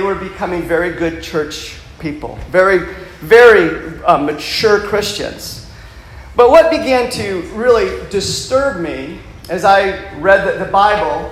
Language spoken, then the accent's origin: English; Michigan, United States; moved away; I'm from the northern part of the United States, and I grew up on a lake in Michigan